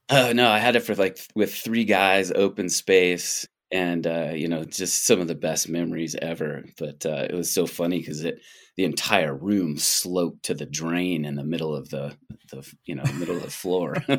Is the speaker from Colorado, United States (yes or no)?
yes; Boulder, Colorado, United States; also born or lived in Canada; now in Banff, Canada; I was born in Boulder.